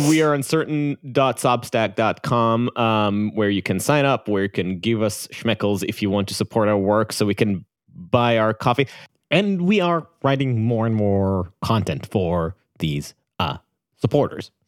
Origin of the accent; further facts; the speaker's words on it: Israel; accent: Israeli; my Israeli accent